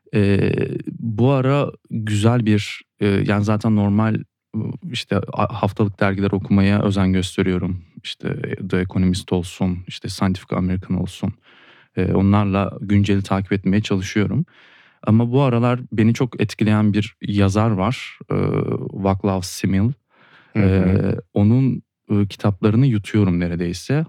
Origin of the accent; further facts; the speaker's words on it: Turkey; burada doğdum ve burada doğduğun için coğrafyaya bir bağlılık hissediyorsun